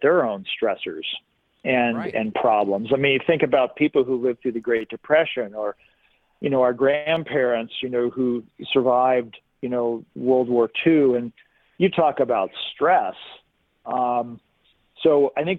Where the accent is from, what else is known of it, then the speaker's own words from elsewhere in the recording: San Diego, California, United States; moved away as an adult; now in Bend, United States; I grew up in San Diego